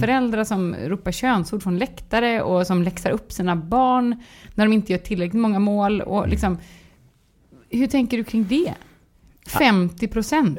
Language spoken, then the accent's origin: Swedish; Gothenburg, Västra Götaland, Sweden; jag är göteborgare